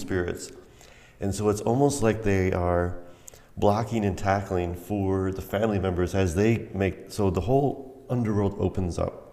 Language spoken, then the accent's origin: English; United States; I was a little kid and I was just, I, you know, I was coming from the States